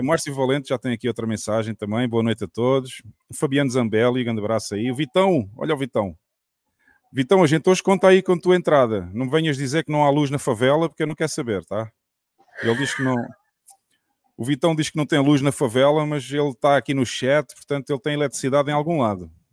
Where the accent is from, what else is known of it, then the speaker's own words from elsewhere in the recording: Algarve, Portugal; eu que sou do Algarve